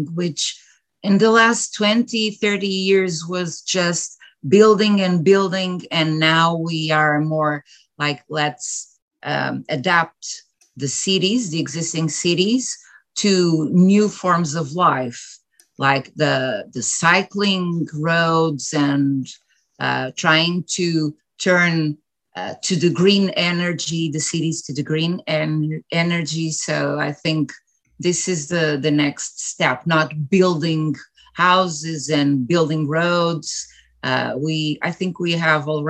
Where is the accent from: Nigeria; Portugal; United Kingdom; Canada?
Portugal; I'm from Portugal and I do live in Portugal. I was born and raised here